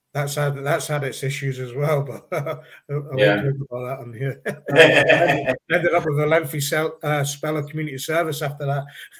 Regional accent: Northern Ireland, United Kingdom; We are all loyalists. We all support the loyalist cause in Northern Ireland. We're fiercely British, British.

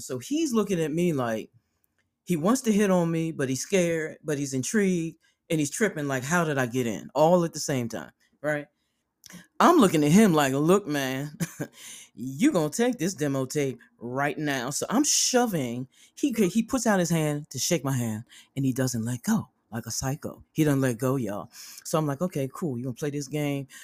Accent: Philadelphia, Pennsylvania, United States; I'm from Philadelphia.

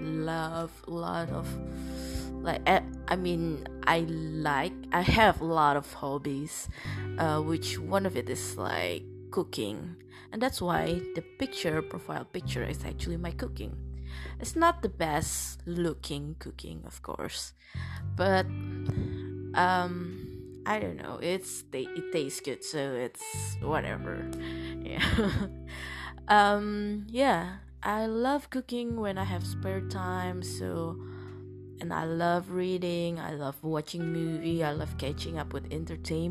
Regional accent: Indonesia; English is a second language

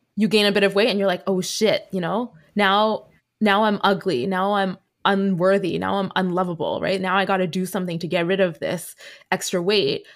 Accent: Vancouver, British Columbia, Canada; I am a second gen Chinese Canadian born and raised in Vancouver

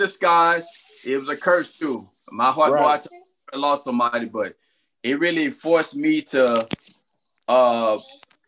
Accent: Houston, Texas, United States; now in Dallas, United States; I'm from Houston, man. I grew up on the streets of Houston, single parent home

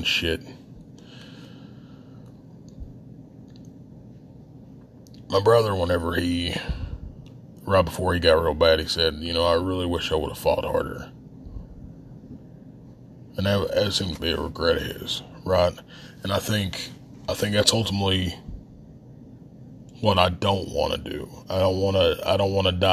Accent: southern West Virginia, United States; accent: Appalachian; We say creek in southern West Virginia.

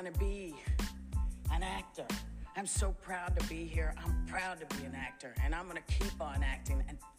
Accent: New York City, New York, United States; I come from New York. As a little kid, I lived in the projects.

